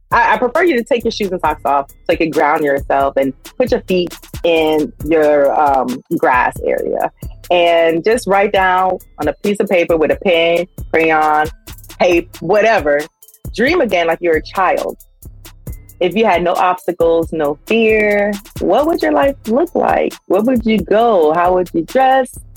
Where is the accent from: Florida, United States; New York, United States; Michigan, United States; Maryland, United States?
Florida, United States; Miami; also born or lived in Sunrise, Florida; I'm from Miami, 305